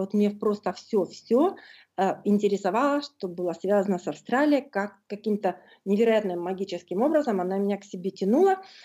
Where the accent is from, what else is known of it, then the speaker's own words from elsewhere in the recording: Norilsk, Krasnoyarsk Krai, Russia; moved away as an adult; now in Sydney, Australia; я норильская аборигенка